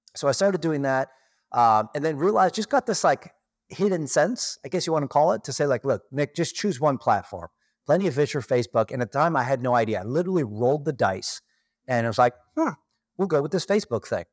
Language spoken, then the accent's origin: English; Toronto, Ontario, Canada; moved away as an adult; now in Kelowna, Canada; I was born and raised in Toronto, Canada